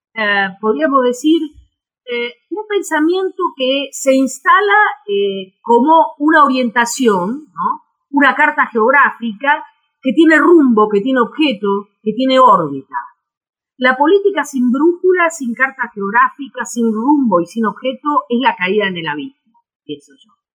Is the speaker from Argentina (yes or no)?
yes; Argentina